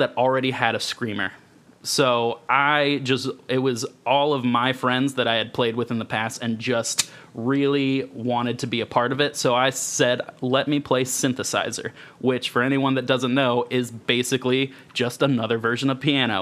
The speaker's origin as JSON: {"language": "English", "area": "Polk County", "region": "Florida", "country": "United States", "tie": "born or raised there", "said": "I grew up in Polk County, Florida, outside of Orlando, and it is hick country."}